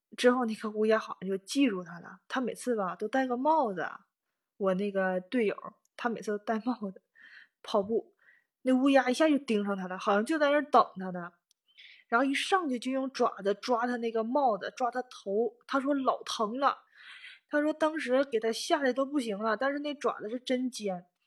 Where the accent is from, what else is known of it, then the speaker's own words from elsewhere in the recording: Northeast China, China; moved away as an adult; now in Tokyo, Japan; 反正我们家是那块儿，我是东北的